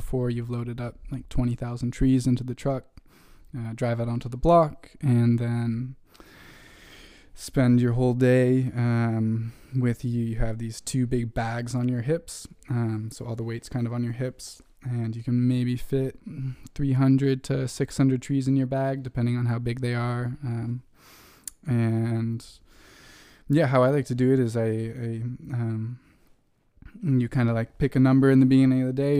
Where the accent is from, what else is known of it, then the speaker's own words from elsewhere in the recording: Vermont, United States; from Vermont, the independent state of Vermont